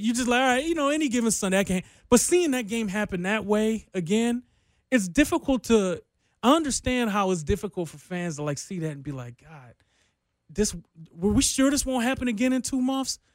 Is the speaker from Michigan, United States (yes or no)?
yes; Detroit, Michigan, United States; moved away; I grew up in Detroit